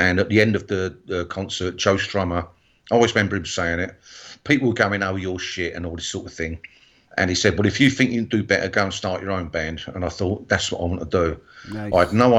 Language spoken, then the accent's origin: English; England, United Kingdom; also born or lived in Bristol, England; being an English person, not living in America